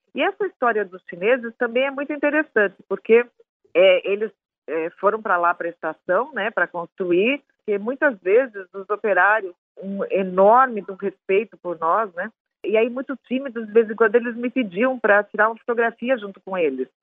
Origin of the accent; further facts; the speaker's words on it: Brazil; como brasileiro, como pesquisadora